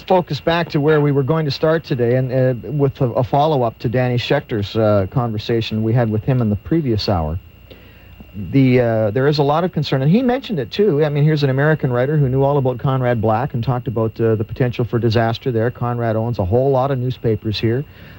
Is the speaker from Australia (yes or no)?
no; Canada; how does that make any difference to me as a Canadian?